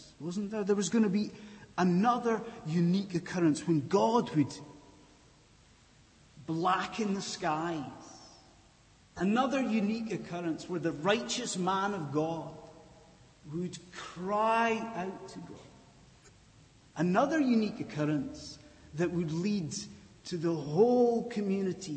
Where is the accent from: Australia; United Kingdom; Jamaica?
United Kingdom; Scotland; I'm from Scotland